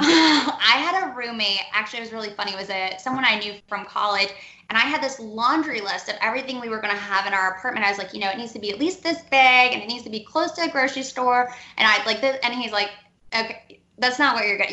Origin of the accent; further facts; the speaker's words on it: Cleveland, Ohio, United States; moved away as an adult; also born or lived in Nashville / New York; now in Atlanta, United States; I'm from Cleveland originally